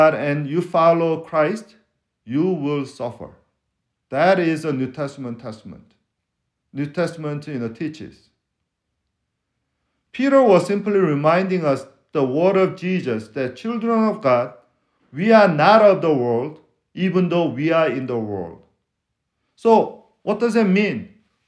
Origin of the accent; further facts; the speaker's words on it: Seoul, South Korea; accent: foreign accent; English is a second language; now in Texas, United States; I'm from West Korea. Seoul is in the west of Korea